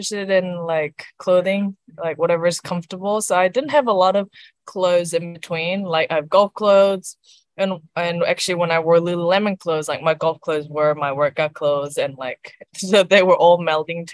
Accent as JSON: {"language": "English", "country": "New Zealand", "also_born_or_lived": "South Korea", "said": "having that South Korean background. and being a Kiwi right now. So if I was one or the other, that wouldn't make me, because I am like a Koi, like a Korean Kiwi."}